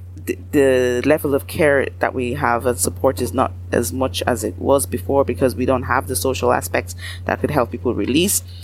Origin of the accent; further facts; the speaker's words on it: Ireland; Irish, as Black Irish people